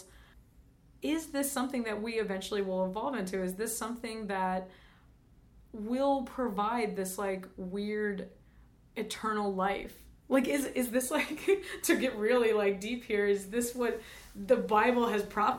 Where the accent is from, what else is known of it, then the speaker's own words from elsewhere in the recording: New Jersey, United States; now in California, United States; I'm from New Jersey, and so was my mom